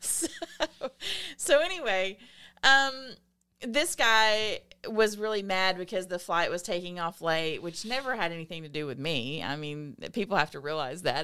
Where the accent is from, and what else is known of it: the South, United States; accent: Southern